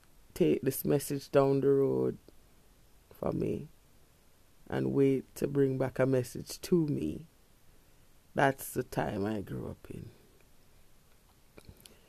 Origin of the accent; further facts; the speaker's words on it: Kingston, Jamaica; I grew up in Kingston